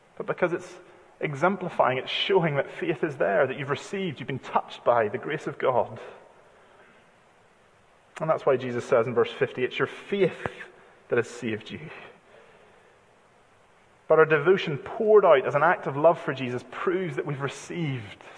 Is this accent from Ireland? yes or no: no; United Kingdom; because we're British